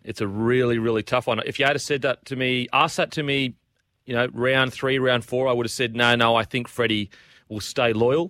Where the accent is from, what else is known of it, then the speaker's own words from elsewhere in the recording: Australia; But I was devastated as an Australian.